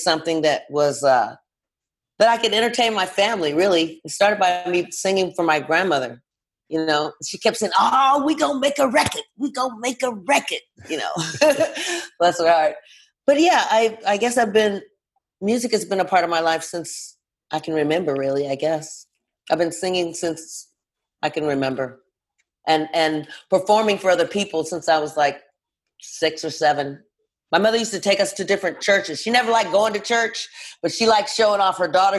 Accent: Los Angeles, California, United States; I'm from LA, born and raised

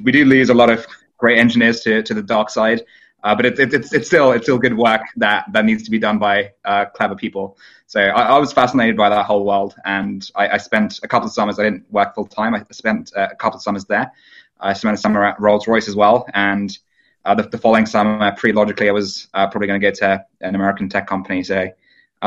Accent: United Kingdom; My hometown happened to be the highest Brexit voting town in the UK

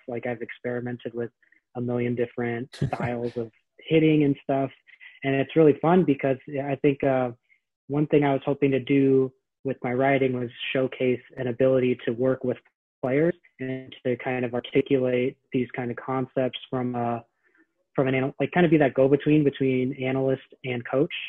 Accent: San Francisco, California, United States; moved away as an adult; now in Philadelphia, United States; san francisco is my hometown i grew up there

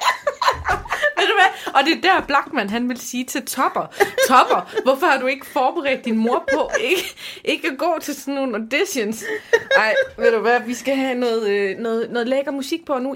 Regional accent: Aarhus, Central Denmark Region, Denmark; jeg er jo fra Aarhus

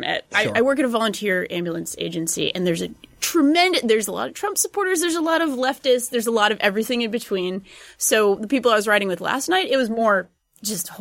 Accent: Rhode Island, United States; I'm from Rhode Island

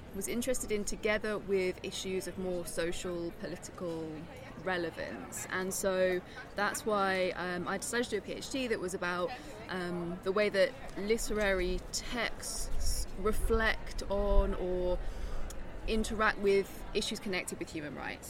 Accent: South East England, United Kingdom; moved away as an adult; also born or lived in Nottingham, United Kingdom; now in Denmark; I'm from England, from the southeast of England. Um, which is where I grew up.

